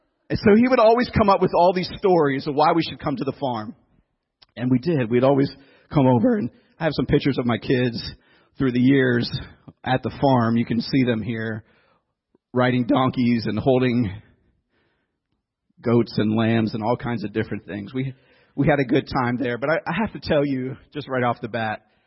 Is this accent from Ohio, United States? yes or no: yes; Youngstown, Ohio, United States; also born or lived in Philadelphia area / Tennessee; now in New Jersey, United States; I grew up in Youngstown, Ohio, kind of northeast part of Ohio, real city, urban city